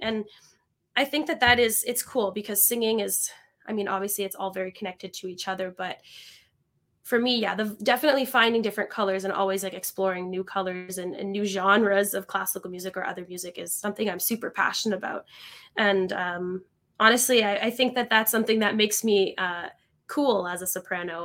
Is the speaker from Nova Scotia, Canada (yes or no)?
no; Niagara Falls, Ontario, Canada; moved away as an adult; also born or lived in Kitchener-Waterloo; now in Montreal, Canada; I grew up in Niagara Falls, uh, Canada. So I spent my whole childhood there